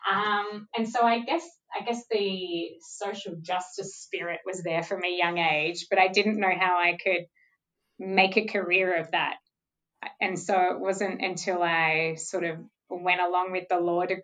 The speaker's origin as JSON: {"language": "English", "area": "Mornington Peninsula", "region": "Victoria", "country": "Australia", "tie": "born or raised there", "said": "I grew up on the Mornington Peninsula"}